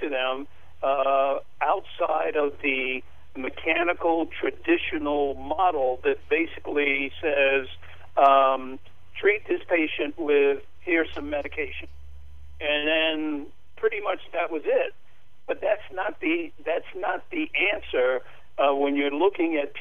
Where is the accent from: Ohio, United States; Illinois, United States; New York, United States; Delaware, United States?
New York, United States; I was born and raised in Spanish Harlem